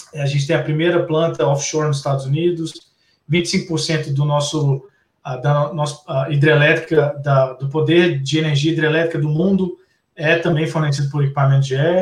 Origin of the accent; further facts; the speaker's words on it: Belo Horizonte, Minas Gerais, Brazil; eu sou de BH também